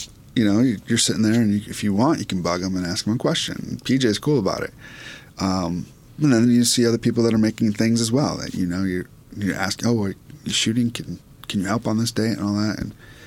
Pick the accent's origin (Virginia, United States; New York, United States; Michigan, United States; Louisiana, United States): Michigan, United States; Port Huron; Port Huron's an interesting place to grow up.